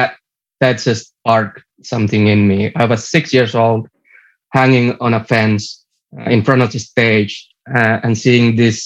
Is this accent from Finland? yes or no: yes; Kerava, Uusimaa, Finland; also born or lived in Helsinki; I was born, like, my first year when I was born, I lived in Helsinki. But after that, I moved to a small town called Kerava, and I've lived here ever since.